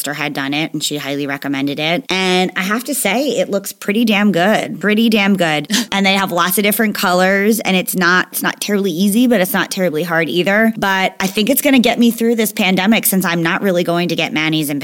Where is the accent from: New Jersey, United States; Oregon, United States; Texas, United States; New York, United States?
New Jersey, United States; I'm from New Jersey